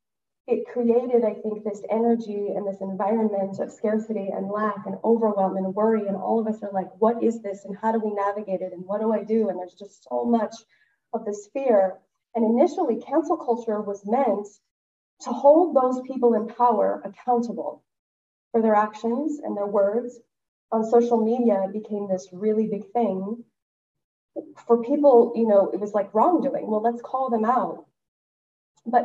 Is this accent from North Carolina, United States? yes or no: no; West Texas, United States; I am from West Texas